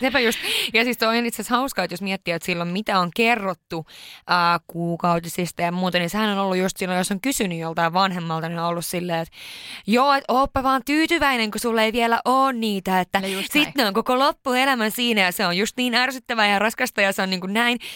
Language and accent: Finnish; Sweden; moved away; mä oon syntynyt Ruotsissa